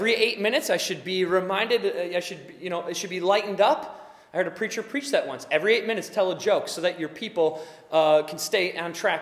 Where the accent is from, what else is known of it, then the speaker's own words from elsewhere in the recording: United States; It's who we are as American people